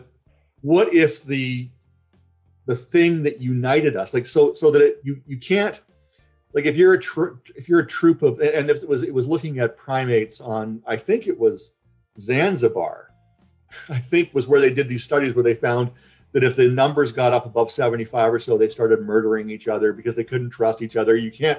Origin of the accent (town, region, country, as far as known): Canada